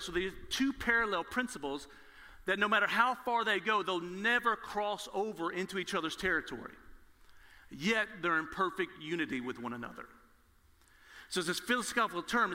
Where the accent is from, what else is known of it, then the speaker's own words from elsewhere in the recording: Nashville, Tennessee, United States; I was born in Nashville, Tennessee, where Lifeway, the Southern Baptist Convention is located, there's a church on every corner